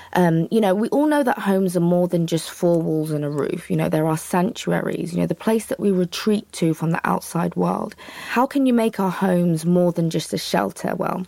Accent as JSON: {"language": "English", "country": "United Kingdom", "moved": "as an adult", "lives_now": "Queenstown, New Zealand", "said": "As you can tell by my accent, I'm from the UK, so I've also found myself here."}